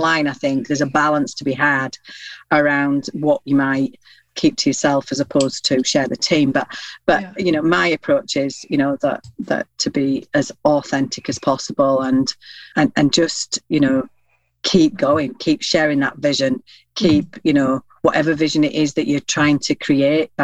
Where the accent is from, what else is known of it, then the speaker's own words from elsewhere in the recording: Yorkshire and the Humber, United Kingdom; I'm a Yorkshire lass